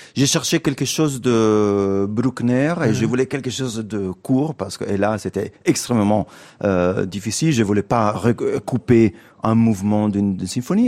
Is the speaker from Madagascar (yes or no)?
no; Italy; French is a second language; also born or lived in London, United Kingdom; now in Paris, France; ça fait longtemps que je n'habite plus en, Italie. Je suis un Italien en exil